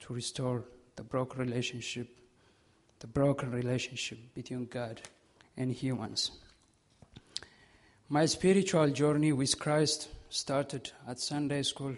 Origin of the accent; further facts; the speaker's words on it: Ethiopia; moved away; I was born in Ethiopia on July 6, 1995